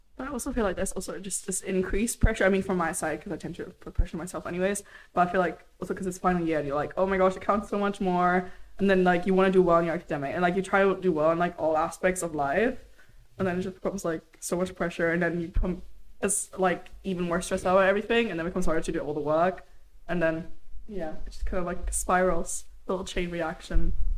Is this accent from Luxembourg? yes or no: yes; Luxembourg; also born or lived in Germany; I'm originally from Germany. I was born there. My parents are from there, and I grew up in Luxembourg